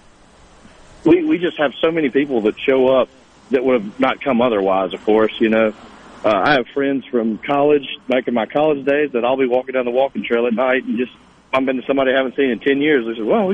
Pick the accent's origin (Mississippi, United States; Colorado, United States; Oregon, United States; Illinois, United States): Mississippi, United States; moved away as an adult; now in Cleveland, Mississippi, United States; I'm originally from Edobina, Mississippi, which is not very far from there